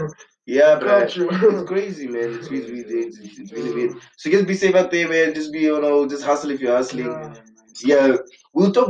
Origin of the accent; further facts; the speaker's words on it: Windhoek, Khomas, Namibia; I'm from Windhoek, by the way, just like I said, you know, born and bred.